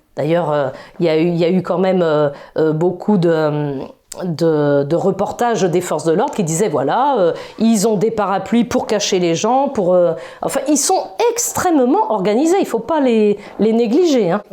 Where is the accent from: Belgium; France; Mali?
France; Brittany; je suis de Bretagne